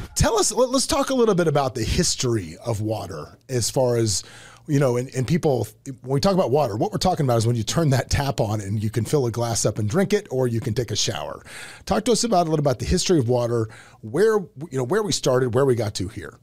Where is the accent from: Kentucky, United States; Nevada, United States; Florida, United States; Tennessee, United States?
Florida, United States; Tampa; Originally a Tampa guy